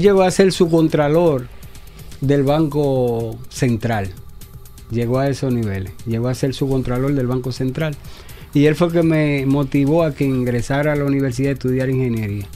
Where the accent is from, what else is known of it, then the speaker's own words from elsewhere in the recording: Santo Domingo, Distrito Nacional, Dominican Republic; yo nací en el Capotillo, en los alrededores del Mercado Nuevo. Y hasta ahí estuvimos, hasta que yo me gradué de ingeniería